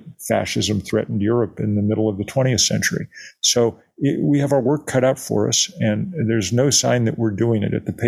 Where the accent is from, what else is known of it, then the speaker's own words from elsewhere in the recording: Lexington, Massachusetts, United States; I grew up in Lexington, Massachusetts